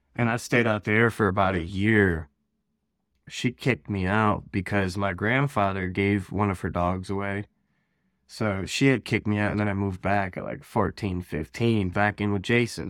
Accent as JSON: {"language": "English", "region": "Ohio", "country": "United States", "tie": "born or raised there", "said": "I'm from Ohio, born and raised out here."}